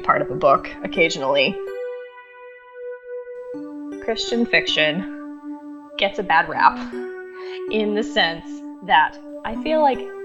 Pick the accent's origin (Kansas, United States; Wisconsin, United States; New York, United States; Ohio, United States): Kansas, United States; Leavenworth; now in Florida, United States; I grew up in Leavenworth, Kansas